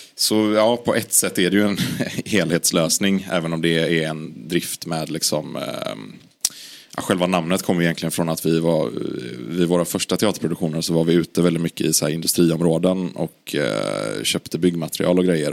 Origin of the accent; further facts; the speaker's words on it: Gothenburg, Västra Götaland, Sweden; jag är från Göteborg